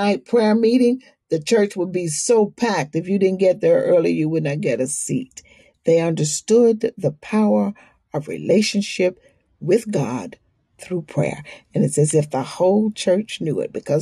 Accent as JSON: {"language": "English", "region": "the South", "country": "United States", "tie": "born or raised there", "also_born_or_lived": "New York City", "moved": "yes", "said": "we had been walking down the streets of the South in my hometown, in the South"}